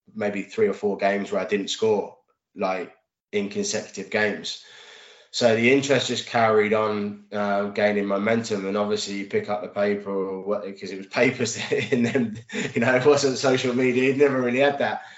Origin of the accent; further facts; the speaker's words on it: Reading, South East England, United Kingdom; what was my hometown club and you know i've been going to reading since the age of sort of 12 13 years old